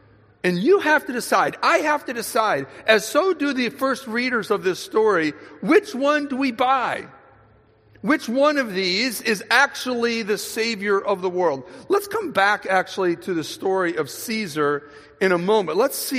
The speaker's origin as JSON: {"language": "English", "town": "Holland", "region": "Michigan", "country": "United States", "tie": "born or raised there", "lives_now": "Wyoming, Michigan, United States", "said": "I was born in Holland, Michigan, not far away"}